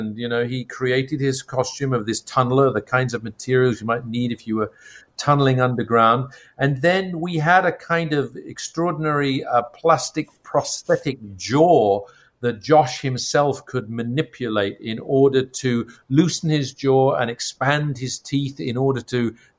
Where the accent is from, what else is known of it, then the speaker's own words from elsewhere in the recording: Ireland; because I come from Ireland, where Artemis Fowl is set, to read and hear about this mythical place, Disneyland, over there, mysterious exotic world of Anaheim, was something that was very magical for me.